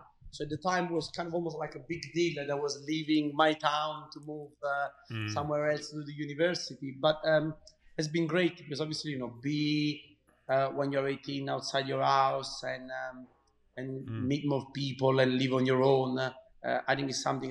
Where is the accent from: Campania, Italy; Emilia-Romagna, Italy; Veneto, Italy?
Campania, Italy; Caserta; moved away as an adult; also born or lived in Pescara, Italy; now in United Kingdom; I'm Italian and I was born in Italy, in Caserta. Really a nice town, not far from Naples. So like it's 10 miles from Naples, so even less. I've been there since I was, until I was 18.